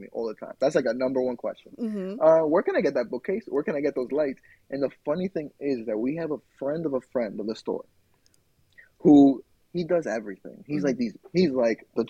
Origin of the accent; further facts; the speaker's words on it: New York City, New York, United States; I am in Queens, which is my hometown.